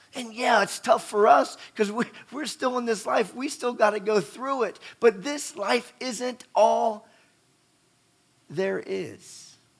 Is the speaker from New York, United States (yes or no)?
no; West Virginia, United States; I grew up in West Virginia, you know, going down the New River and the Gauley River